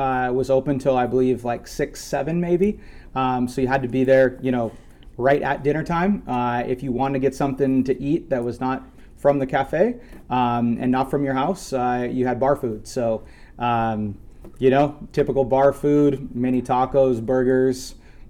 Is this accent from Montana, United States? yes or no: yes; northeastern Montana, United States; moved away as an adult; also born or lived in Denver / Wyoming / Hawaii / Bay Area, California; now in Las Vegas, United States; I grew up 30 miles from Canada, about 30 miles from North Dakota. So literally northeastern Montana, tucked in the middle of absolute nowhere.